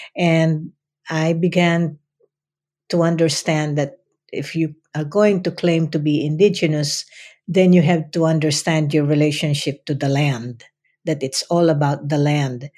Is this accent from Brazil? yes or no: no; Philippines; English is a second language; moved away as an adult; now in United States; who I am as a Filipino